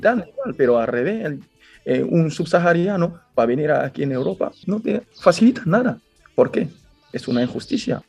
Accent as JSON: {"language": "Spanish", "country": "Guinea", "moved": "as an adult", "lives_now": "Spain", "said": "yo soy de Guinea Conakry"}